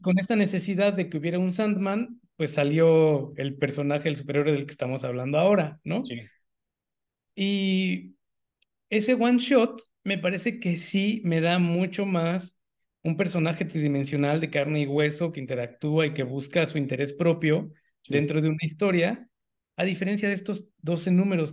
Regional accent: Mexico City, Mexico; moved away; yo vengo de la Ciudad de México, que es la ciudad más grande del país, y luego me fui a vivir a un par de estados más.

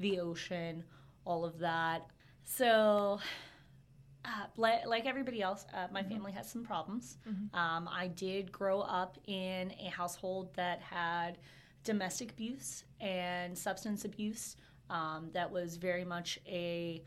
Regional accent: Inglis, Florida, United States; also born or lived in Ocala, Florida; I'm actually from Inglis, Florida, okay. Which makes Ocala look like the big city. I definitely thought of this as a big city growing up. Born and raised

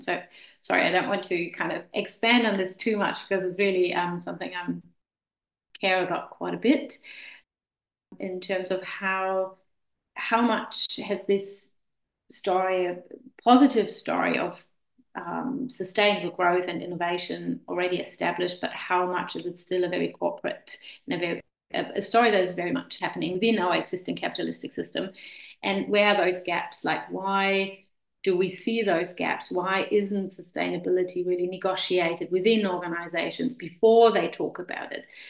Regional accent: Germany; moved away as an adult; also born or lived in Vienna, Austria / Klagenfurt, Austria / Hamilton, New Zealand; I'm originally from Germany, and uh, we moved to Austria quite a while, yeah, oh, probably 20 years ago.

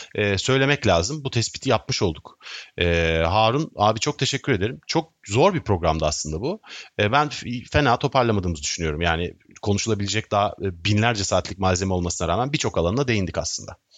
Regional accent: Istanbul, Turkey; also born or lived in Sivas (father's side); Ben teşvikiyeliyim

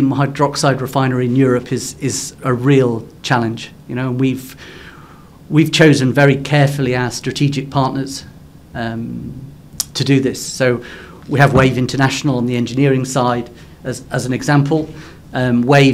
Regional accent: Cornwall, South West England, United Kingdom; I'm Cornish. So in the UK, I live in the mining district in Cornwall.

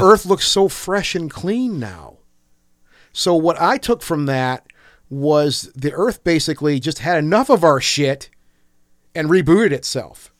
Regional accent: Michigan, United States; we're all from Michigan

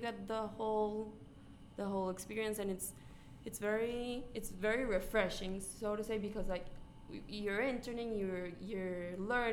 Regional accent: Colombia; now in United States; I'm from Colombia, like the country, not the school.

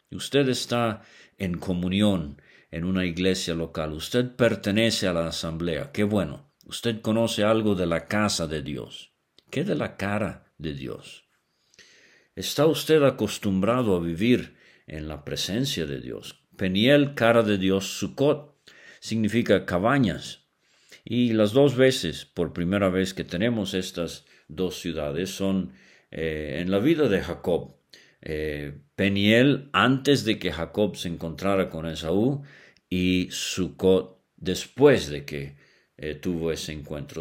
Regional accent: Venezuela; cuando era niño allá en Venezuela

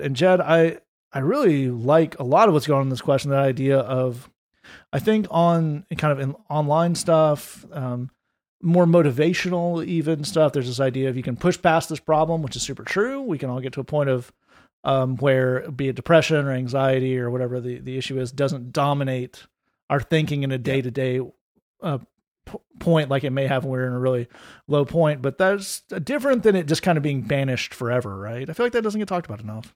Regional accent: Tennessee, United States; I played uh, high school football because I'm from Tennessee

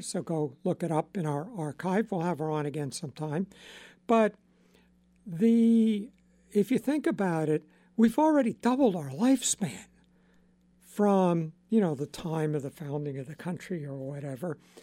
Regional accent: Long Island, New York, United States; I grew up on Long Island

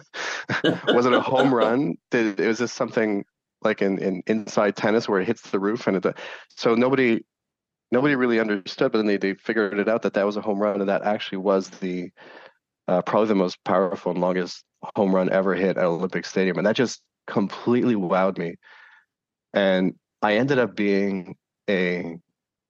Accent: Montreal, Quebec, Canada; I'm from Montreal

